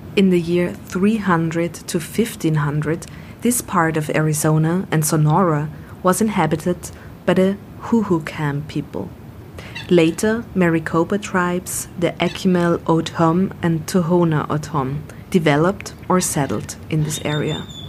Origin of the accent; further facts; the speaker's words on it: Vienna, Austria; I grew up near the Danube wetlands in Vienna